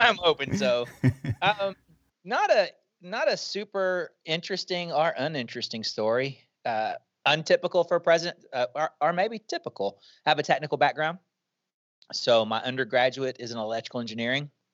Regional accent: Shreveport, Louisiana, United States; moved away as an adult; We, we moved back to Shreveport, Louisiana, where I was from

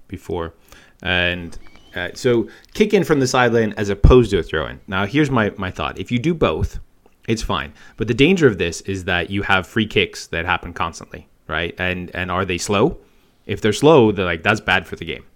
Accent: United States; moved away; Grew up there

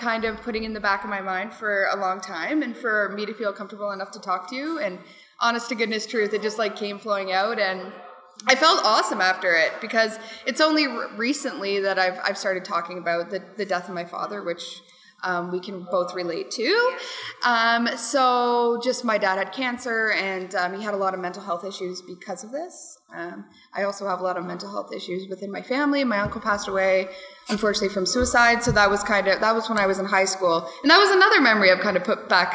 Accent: Whitby, Ontario, Canada; also born or lived in United States; I grew up here in Whitby

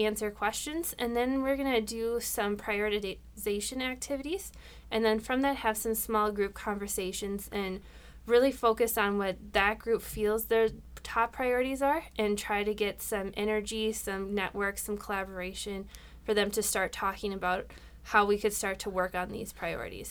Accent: Rochester, Minnesota, United States; I was born and raised here in Rochester

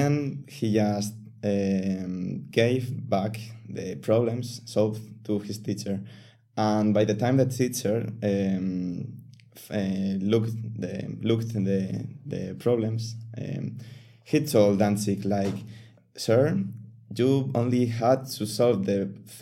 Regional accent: Castilla-La Mancha, Spain; also born or lived in Seville; I am actually from another city, which is in La Mancha

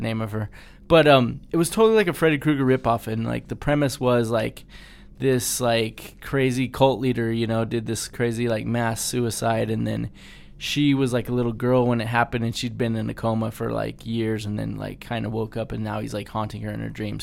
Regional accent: Colorado, United States; we grew up in Colorado, there really wasn't cockroaches here

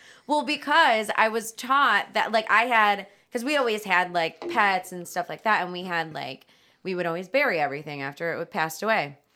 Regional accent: Strongsville, Ohio, United States; I grew up in Strongsville

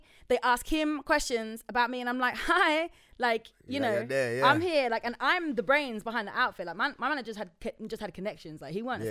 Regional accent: London, United Kingdom; I grew up in Crouch End, Archway.

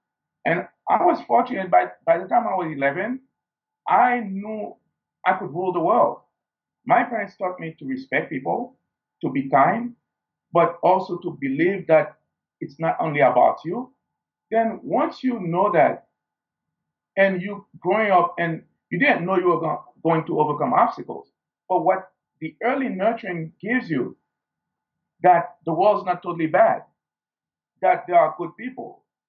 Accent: Haiti; growing up in Haiti, we didn't have the luxury of a first world.

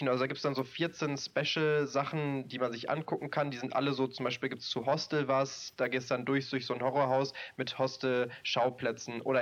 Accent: North Rhine-Westphalia, Germany; ich komme ja aus NRW, hier ist der Moviepark.

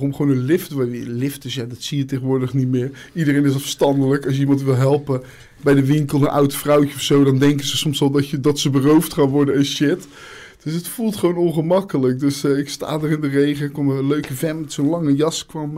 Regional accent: Zeeland, Netherlands; ik ben een Zeeuw, ik kom niet graag Zeeland uit

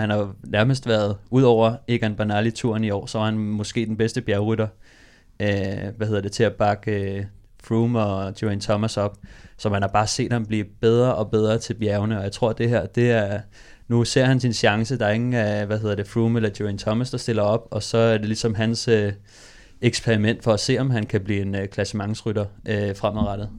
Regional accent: Copenhagen, Capital Region of Denmark, Denmark; jeg er fra Amager

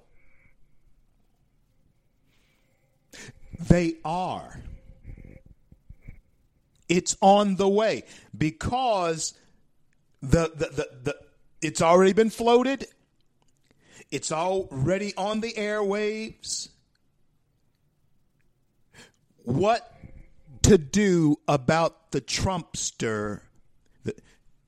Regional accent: Shreveport, Louisiana, United States; in my hometown of Shreveport, Louisiana

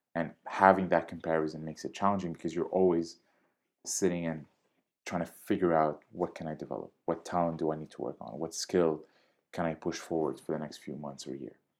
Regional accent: Syria; also born or lived in Jordan; now in Canada; I was born and raised in Syria. I lived for some time in Jordan before I moved to Canada.

